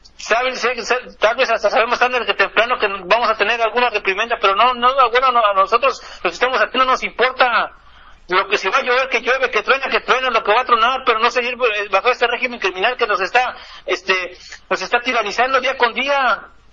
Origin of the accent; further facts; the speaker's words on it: Mexico; now in Los Angeles, United States; nosotros como mexicanos